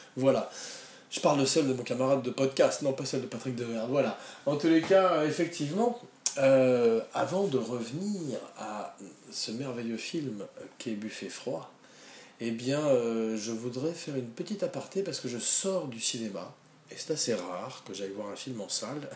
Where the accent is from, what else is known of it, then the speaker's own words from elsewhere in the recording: France; je suis français